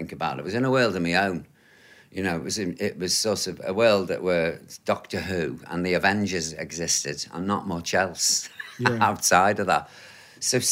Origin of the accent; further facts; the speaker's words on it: Birkenhead, North West England, United Kingdom; moved away as an adult; also born or lived in Kent; now in London, United Kingdom; Holly Grove, where I grew up back in Birkenhead